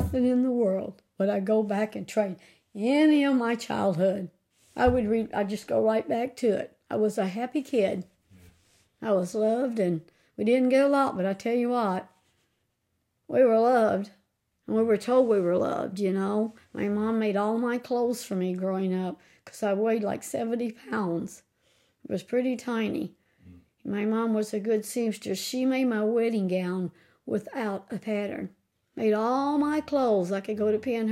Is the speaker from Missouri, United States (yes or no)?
yes; Fredericktown, Missouri, United States; I was raised here on North Minamot